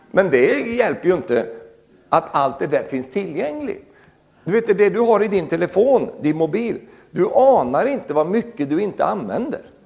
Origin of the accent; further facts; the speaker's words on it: Sweden; moved away; also born or lived in Norway; jag är fortsatt också svensk medborgare